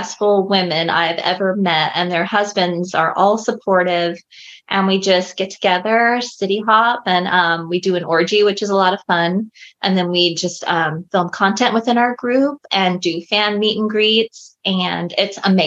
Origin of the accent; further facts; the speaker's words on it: Southern California, United States; I grew up in Southern California